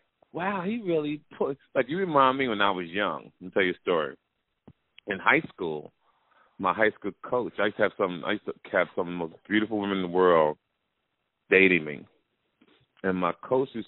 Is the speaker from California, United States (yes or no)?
no; Jersey City, New Jersey, United States; my hometown, Jersey City